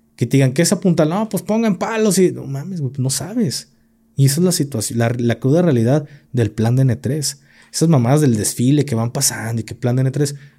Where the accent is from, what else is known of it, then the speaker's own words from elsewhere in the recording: Mexico; Como mexicano